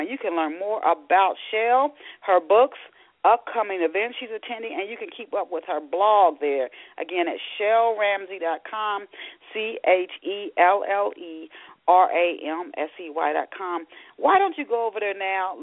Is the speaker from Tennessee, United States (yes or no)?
yes; Knoxville, Tennessee, United States; also born or lived in Ohio; I was born in Ohio, but I grew up in Knoxville, Tennessee